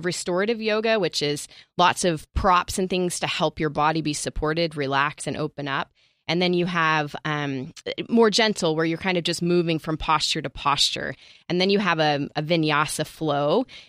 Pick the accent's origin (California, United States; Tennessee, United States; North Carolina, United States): Tennessee, United States; Nashville; moved away; So I come from Nashville. I moved out here from Nashville